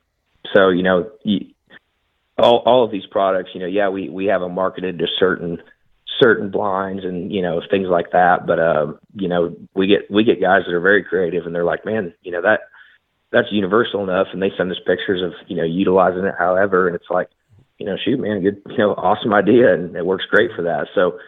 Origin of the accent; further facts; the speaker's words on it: Nebraska, United States; Man, so growing up in Nebraska, I still hunt a lot up there. I still have access to a lot of land.